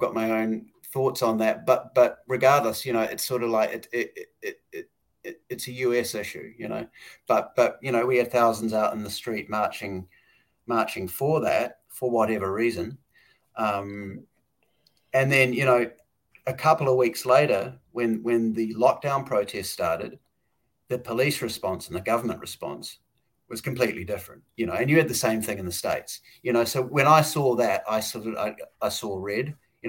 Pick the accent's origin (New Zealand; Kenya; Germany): New Zealand; Jacinda Ardern from my home country, New Zealand.